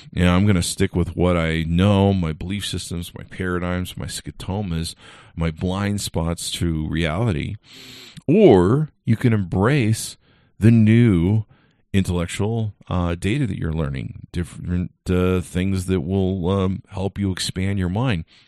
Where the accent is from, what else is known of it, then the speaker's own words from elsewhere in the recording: California, United States; I grew up in California, so thank God I grew up in a melting pot of raci-, of racial diversity